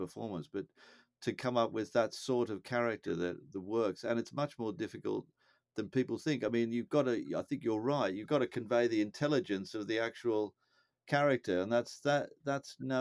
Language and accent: English; United Kingdom; moved away; We haven't lost our Britishness. We're still British